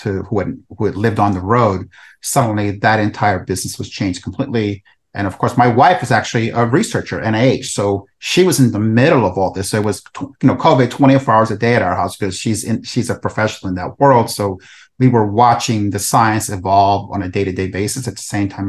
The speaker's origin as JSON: {"language": "English", "town": "New York City", "region": "New York", "country": "United States", "tie": "born or raised there", "also_born_or_lived": "El Salvador", "said": "I'm originally from El Salvador, and I came to the U.S. when I was about 10. I was a war refugee and grew up in the South Bronx in New York City"}